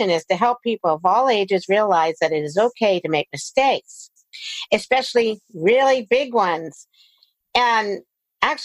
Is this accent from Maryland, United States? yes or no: yes; Silver Spring, Maryland, United States; moved away as an adult; also born or lived in Bethesda, Maryland; now in California, United States; I grew up in Maryland. I lived there until I was 18.